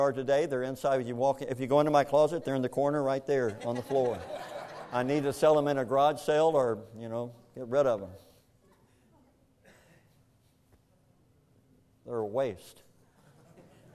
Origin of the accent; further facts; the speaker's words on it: Kentucky, United States; I grew up in Kentucky, and in Kentucky, we don't have any beaches around us